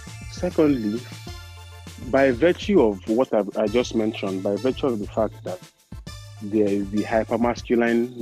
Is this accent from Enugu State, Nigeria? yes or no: yes; Enugu, Enugu State, Nigeria; I'm a final MH student from Enugu, Nigeria.